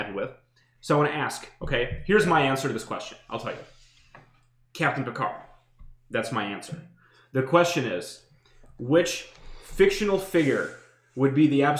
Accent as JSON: {"language": "English", "region": "Kyiv", "country": "Ukraine", "tie": "born or raised there", "moved": "yes", "said": "I was born in Kiev"}